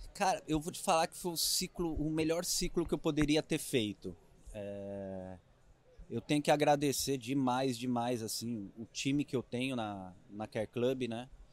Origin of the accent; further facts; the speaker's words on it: Itapuí, São Paulo, Brazil; accent: caipira; eu sou caipira, né? Eu sou do interior, eu sou de Itapuí, é perto de Jaú, Bauru.